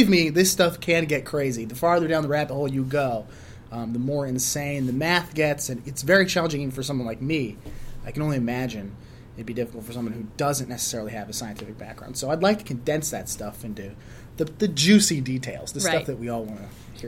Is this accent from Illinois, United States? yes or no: yes; Chicago, Illinois, United States; I was born and raised in Chicago